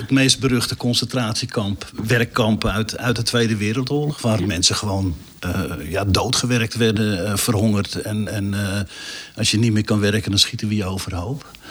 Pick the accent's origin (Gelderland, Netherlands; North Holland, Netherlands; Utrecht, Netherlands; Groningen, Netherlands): Groningen, Netherlands; North; ik kom uit Noord-Groningen.